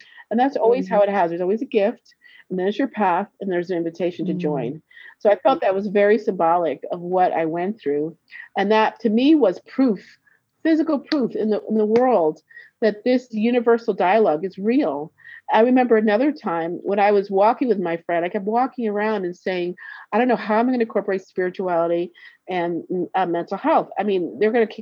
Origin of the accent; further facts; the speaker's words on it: Connecticut, United States; moved away; also born or lived in Brooklyn, New York / New York; I grew up in Connecticut, but I was born in Brooklyn. So I lived in New York for 10 years